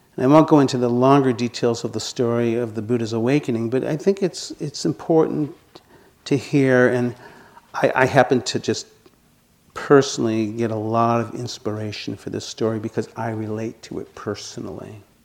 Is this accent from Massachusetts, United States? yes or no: yes; Boston, Massachusetts, United States; accent: residual Boston; moved away; you can probably hear by my voice that I still have some residual Boston accent. I grew up in Boston.